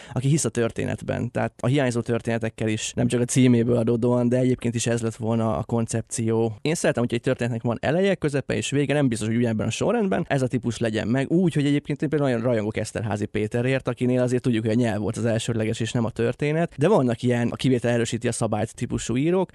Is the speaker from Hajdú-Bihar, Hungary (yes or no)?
no; Lenti, Zala, Hungary; moved away; a szülővárosomban leszek majd, lentiben